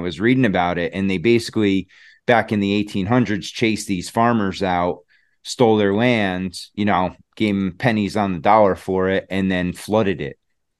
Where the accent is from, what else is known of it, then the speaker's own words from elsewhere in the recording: Connecticut, United States; my hometown from Connecticut